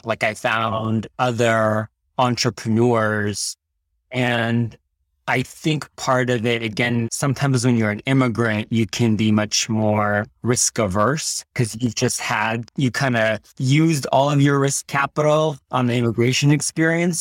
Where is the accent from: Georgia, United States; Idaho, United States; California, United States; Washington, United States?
California, United States; Fremont; also born or lived in Tashkent, Uzbekistan; My family and I immigrated to the United States when I was ten years old and grew up in the Bay Area all throughout high school